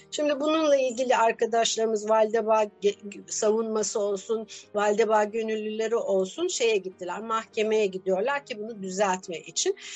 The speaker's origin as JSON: {"language": "Turkish", "region": "Adana", "country": "Turkey", "moved": "yes", "lives_now": "Istanbul, Turkey", "said": "Aslen Adanalıyım. 12 yıldır İstanbul'da yaşıyorum."}